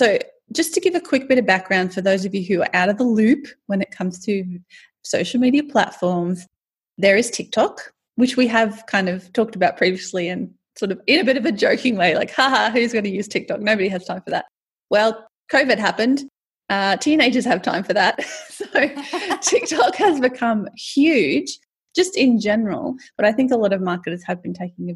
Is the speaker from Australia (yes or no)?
yes; Australia; I'm Australian.